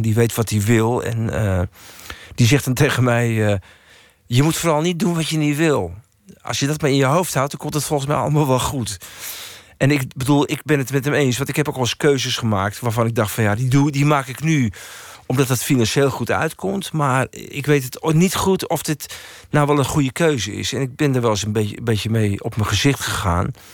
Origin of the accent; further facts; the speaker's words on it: Baarn, Utrecht, Netherlands; ik zat bij een of andere hulporganisatie in Baren, waar ik vandaan kom